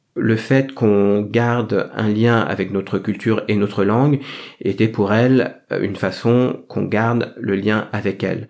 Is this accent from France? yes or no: yes; France; je porte ce métissage dans mon nom puisque j'ai un prénom français et un nom vietnamien